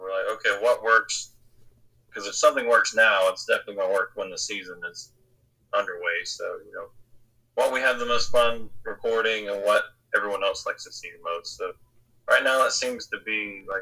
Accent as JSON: {"language": "English", "region": "North Carolina", "country": "United States", "said": "We're from North Carolina."}